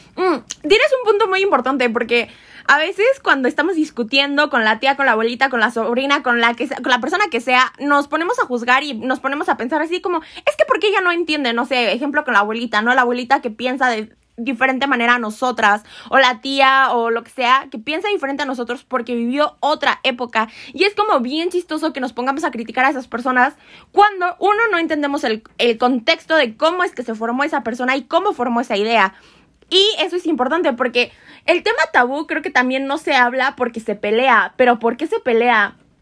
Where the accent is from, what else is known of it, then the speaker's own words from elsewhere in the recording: Mexico; nosotros como mexicanos, como comunidad